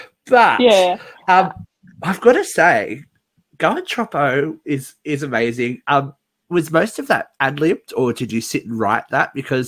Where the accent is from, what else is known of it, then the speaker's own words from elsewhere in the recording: Newcastle, New South Wales, Australia; you ended up in my hometown. You ended up in Newcastle.